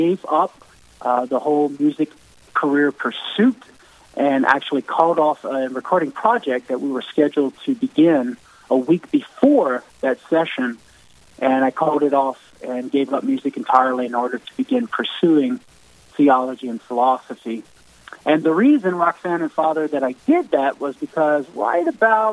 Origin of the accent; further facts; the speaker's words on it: South Louisiana, United States; growing up as a Cajun boy in South Louisiana